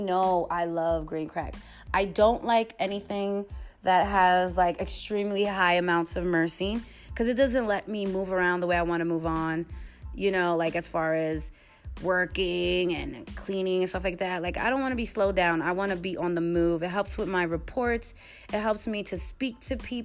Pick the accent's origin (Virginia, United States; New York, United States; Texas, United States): New York, United States; I'm from New York.